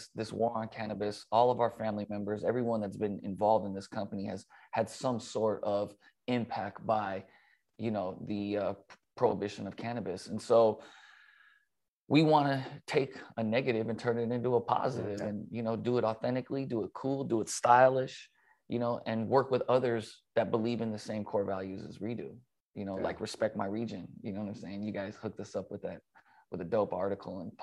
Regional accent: Los Angeles, California, United States; growing up

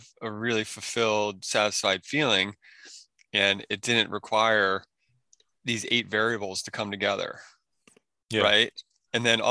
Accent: Maryland, United States; moved away as an adult; also born or lived in Oregon / Northern California; I grew up in Maryland in the boonies, totally out in the sticks.

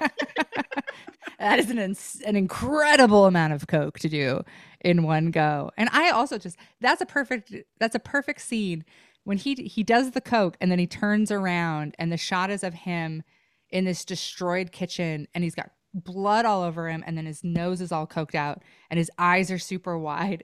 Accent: Idaho, United States; growing up in Idaho

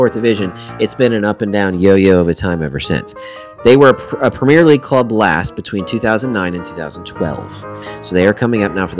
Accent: United States; we're American

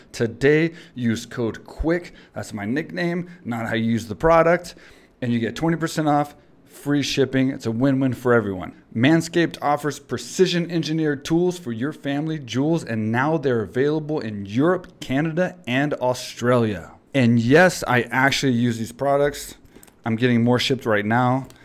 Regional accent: Texas, United States; now in Thailand; I'm from Texas

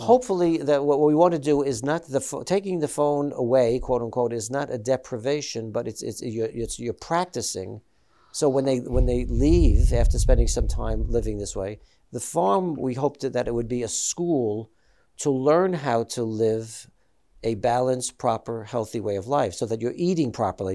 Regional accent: New York, United States; I'm Italian American, I'm from New York, and, and, and, uh, so, you know, all of my friends that I grew up with were, uh, Catholic.

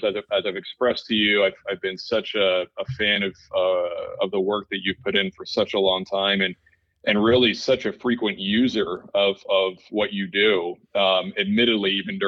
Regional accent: Toronto, Ontario, Canada; I grew up in Toronto, Canada, and, you know, really like most good Canadian boys, took to hockey right away.

